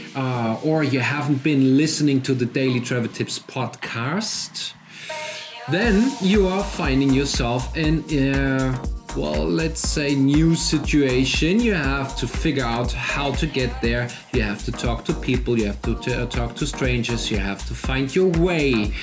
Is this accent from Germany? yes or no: yes; Germany; accent: German; English is a second language; I'm German, as you are obviously figure with my lovely accent.